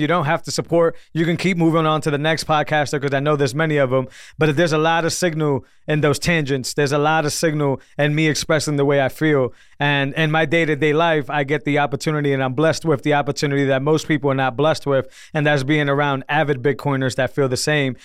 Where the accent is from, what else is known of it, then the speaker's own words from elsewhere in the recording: Northeast, United States; I'm from the Northeast